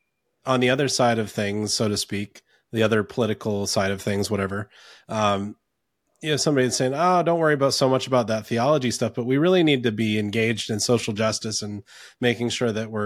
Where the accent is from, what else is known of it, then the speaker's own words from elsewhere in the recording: North Carolina, United States; also born or lived in Ontario, Canada; I grew up in North Carolina